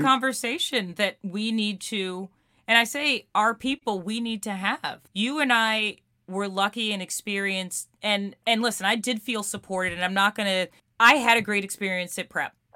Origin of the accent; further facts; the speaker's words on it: New York City, New York, United States; we grew up in Queens and and albeit different neighborhoods